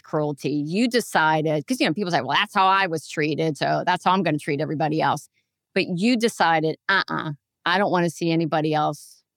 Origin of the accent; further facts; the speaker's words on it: Pennsylvania, United States; I'm from Pennsylvania